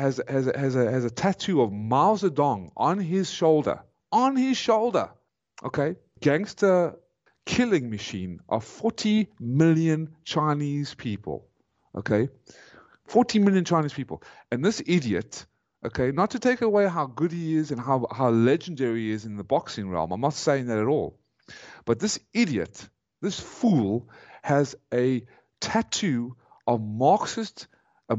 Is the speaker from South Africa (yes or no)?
yes; South Africa; moved away as an adult; now in United States; I am a South African